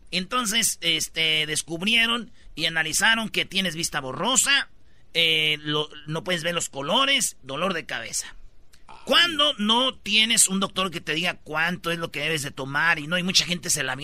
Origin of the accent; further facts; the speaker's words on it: Michoacán, Mexico; No, yo soy de Michoacán